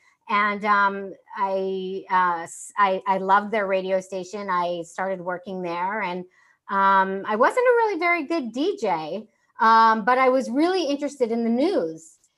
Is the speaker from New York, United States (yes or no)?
yes; New York, United States; born or raised there